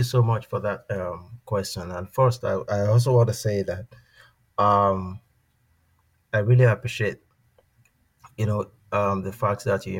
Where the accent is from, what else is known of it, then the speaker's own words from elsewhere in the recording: Nigeria; moved away as an adult; also born or lived in Switzerland / Saskatoon, Canada; now in Toronto, Canada; I'm from Nigeria. I'm still Nigerian. I was born and, you know, brought up in Nigeria before I traveled out of Nigeria to Switzerland, where I did my master's. I had my bachelor's degree back in Nigeria at the University of Ibadan. Then I went to Switzerland in 2011